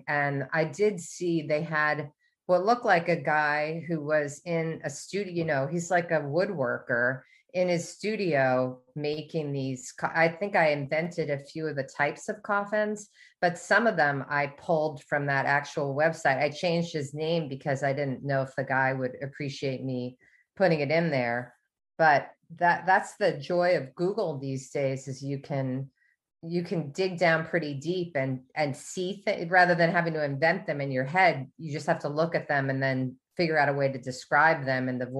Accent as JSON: {"language": "English", "region": "New York", "country": "United States", "said": "Definitely when I moved to the South, I became very aware of names, because I'm from New York"}